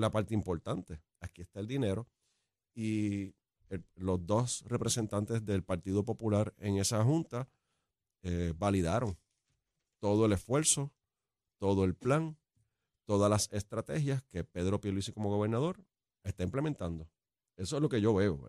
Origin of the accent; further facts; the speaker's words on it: Ciales, Puerto Rico; yo soy de Ciales